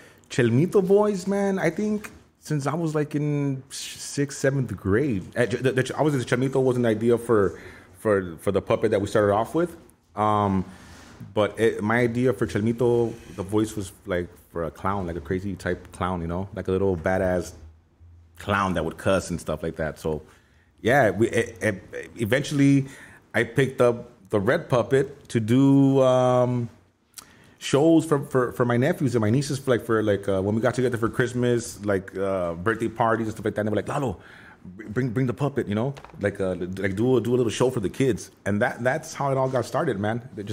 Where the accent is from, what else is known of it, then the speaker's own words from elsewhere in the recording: Los Angeles, California, United States; also born or lived in Downey, California; Raised in Boyle Heights, East LA.